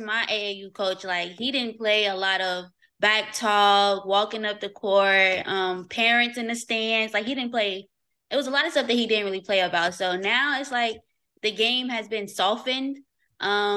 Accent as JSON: {"language": "English", "town": "Louisville", "region": "Kentucky", "country": "United States", "tie": "born or raised there", "moved": "yes", "lives_now": "Atlanta, United States", "said": "I'm born and raised in Louisville, Kentucky"}